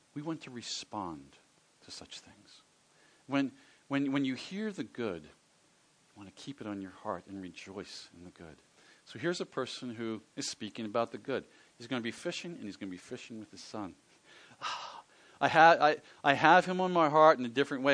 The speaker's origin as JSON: {"language": "English", "town": "Philadelphia", "region": "Pennsylvania", "country": "United States", "tie": "born or raised there", "said": "I grew up in the Philadelphia area, which is on the east coast of the United States"}